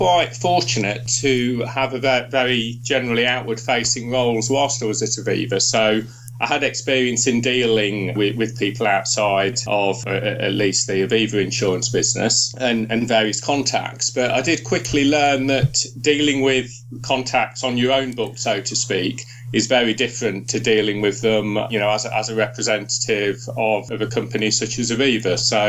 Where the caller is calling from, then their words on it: York, Yorkshire and the Humber, United Kingdom; We're Skyping from York, my study and my home in York.